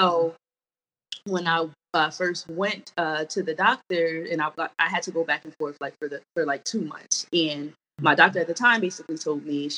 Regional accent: New Jersey, United States; now in DMV area, United States; We are from Jersey, living in the DMV area currently.

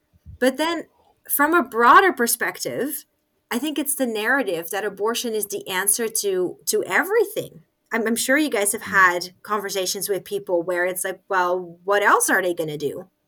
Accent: Nigeria; I was raised in Nigeria. I didn't add that I was a missionary kid. I just said I lived in Nigeria.

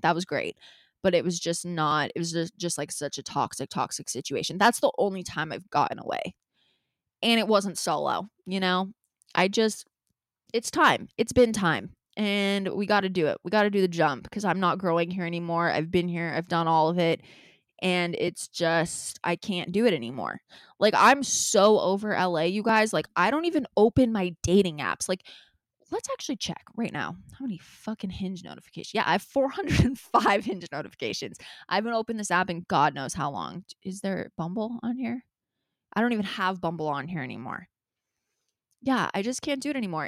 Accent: Los Angeles, California, United States; L A is my hometown

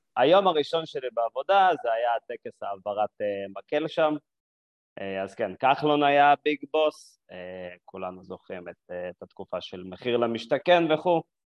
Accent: Binyamina, Haifa District, Israel; moved away as an adult; also born or lived in Jerusalem; now in Tel Aviv, Israel; גדלתי בבנימינה, בכפר

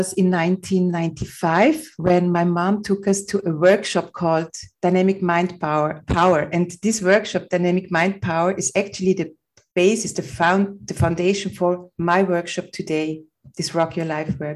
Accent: Vienna, Austria; I was born in Vienna, Austria, on a beautiful summer morning in 1972.

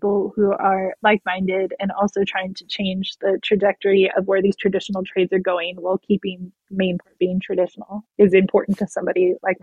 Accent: California, United States; I'm from California, but I didn't grow up on a generational ranch

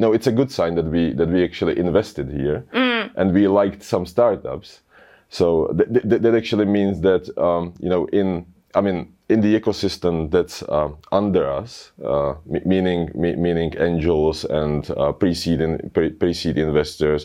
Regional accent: Czechia; We're from the Czech Republic

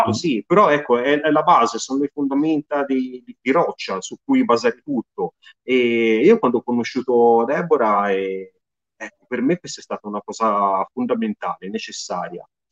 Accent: Tuscany, Italy; sono toscano

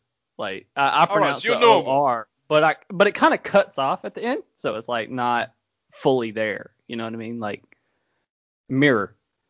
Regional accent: North Carolina, United States; born there; I was born in North Carolina, which is like midway up the East Coast. So I don't know. See, I'm kind of a hybrid

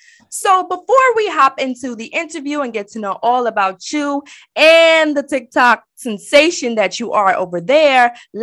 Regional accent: New York City, New York, United States; I'm a true New Yorker. Yes, I'm from Brooklyn all day.

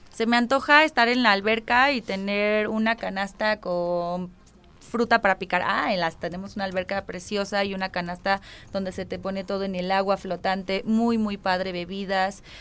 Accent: Tijuana, Baja California, Mexico; also born or lived in San Juan del Río, Querétaro; now in Querétaro, Mexico; soy nacida en San Juan del Río, pero crecí toda mi vida en Tijuana

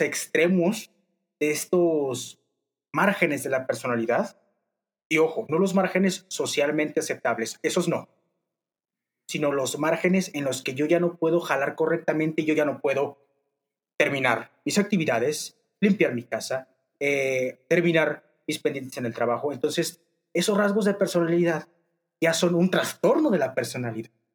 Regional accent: Torreón, Coahuila, Mexico; soy de Torreón, Coahuila

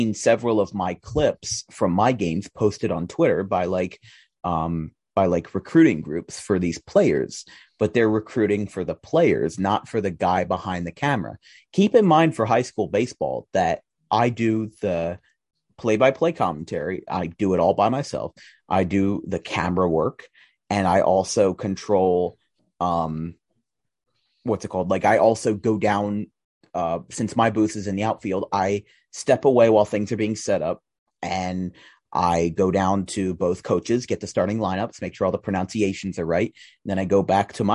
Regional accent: Audubon, New Jersey, United States; I was doing district games from my hometown in Audubon last year

